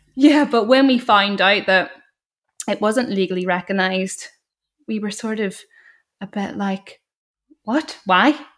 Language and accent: English; Northern Ireland, United Kingdom; growing up in Northern Ireland and feeling stifled